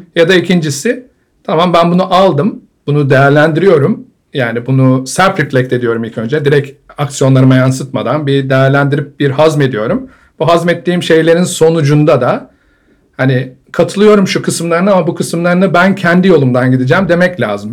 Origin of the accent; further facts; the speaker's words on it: Ankara, Turkey; moved away as an adult; Ankaralıyım ben. Ankara'da doğdum. Ankara'da ilkokul, ortaokul, lise, üniversite e, Bilkent'te okudum.